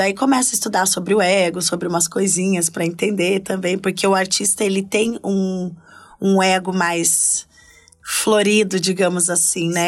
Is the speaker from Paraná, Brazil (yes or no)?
yes; Curitiba, Paraná, Brazil; moved away as an adult; now in São Paulo, Brazil; Era eu sou do sul, né? Eu sou de Curitiba